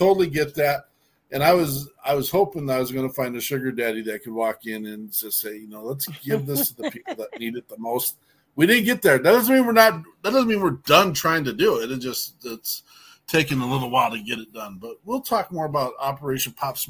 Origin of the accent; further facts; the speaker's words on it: Wyoming, United States; I'm a hillbilly from Wyoming State.